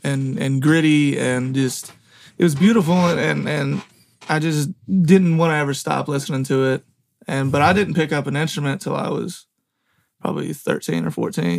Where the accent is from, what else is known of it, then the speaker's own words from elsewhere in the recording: Morton's Gap, Kentucky, United States; Morton's Gap, Kentucky.